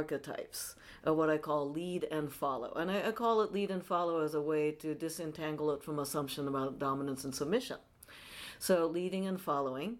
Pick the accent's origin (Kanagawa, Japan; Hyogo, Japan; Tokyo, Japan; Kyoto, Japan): Tokyo, Japan; now in San Francisco, United States; I'm based in San Francisco, although I'm originally from Tokyo, Japan.